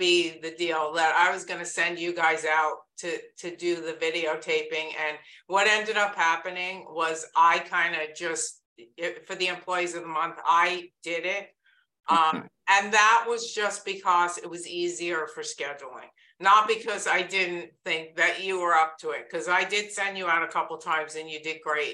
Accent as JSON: {"language": "English", "region": "New York", "country": "United States", "accent": "New York", "moved": "as an adult", "said": "that big New York accent"}